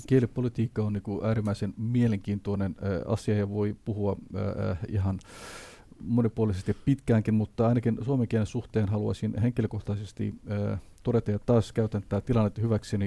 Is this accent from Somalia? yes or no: yes; Somalia; Finnish is a second language; now in Finland